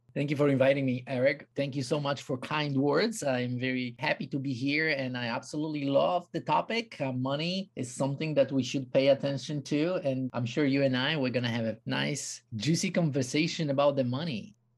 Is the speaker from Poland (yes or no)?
yes; Poland; moved away; also born or lived in United States / South Africa; I come from Poland.